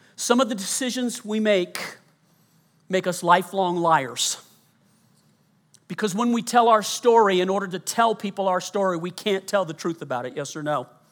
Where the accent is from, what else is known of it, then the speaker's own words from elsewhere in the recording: Colorado, United States; also born or lived in Louisiana; I was born in Louisiana, grew up mostly in Colorado